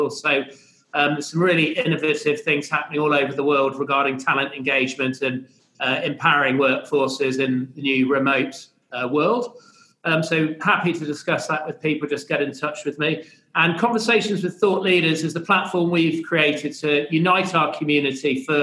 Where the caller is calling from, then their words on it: Melbourne, Victoria, Australia; And um, I'm joining here from Melbourne.